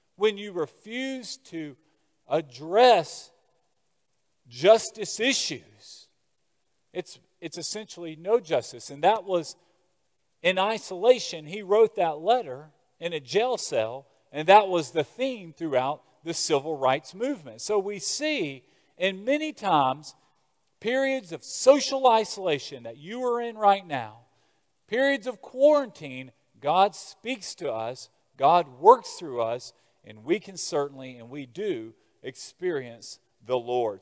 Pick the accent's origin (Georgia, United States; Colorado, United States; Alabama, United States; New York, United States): Alabama, United States; Birmingham; I'm from Birmingham, Alabama.